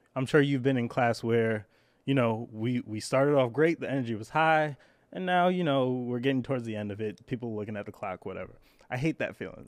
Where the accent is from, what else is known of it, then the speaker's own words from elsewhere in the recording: New York City, New York, United States; I grew up in Brooklyn